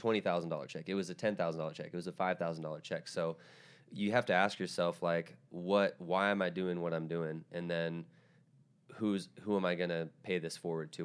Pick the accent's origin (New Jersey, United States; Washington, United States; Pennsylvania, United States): Washington, United States; Tacoma; moved away; I'm from Tacoma, which is about forty-five minutes south